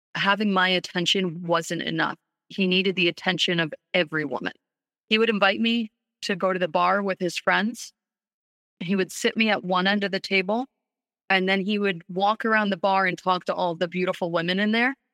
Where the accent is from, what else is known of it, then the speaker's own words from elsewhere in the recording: New York City, New York, United States; we grew up in New York City